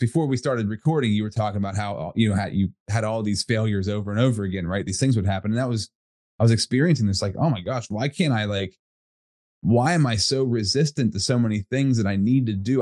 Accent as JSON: {"language": "English", "town": "Altoona", "region": "Pennsylvania", "country": "United States", "said": "I'm from Altoona, Pennsylvania, central PA"}